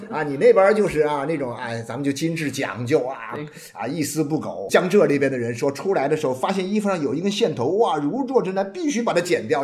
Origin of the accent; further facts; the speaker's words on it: Nanchang, Jiangxi, China; now in Guangdong, China; 我们那个是，因为是个高校，我从小在这个高校的院子里面长大，因为江西的高校，高等教育比较落后一点啊，所以当年的五十年代呢，就全国的这种比较教育比较发达的地方呢，就支援江西的教育啊。所以呢，我们学校里面有很多上海来的老师